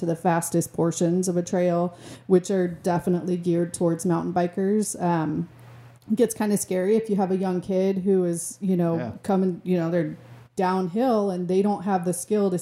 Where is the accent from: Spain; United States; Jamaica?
United States; Lake County, California; I grew up in Lake County.